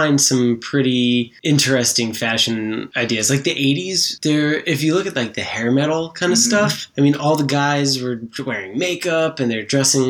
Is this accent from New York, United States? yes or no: yes; Long Island, New York, United States; I grew up on Long Island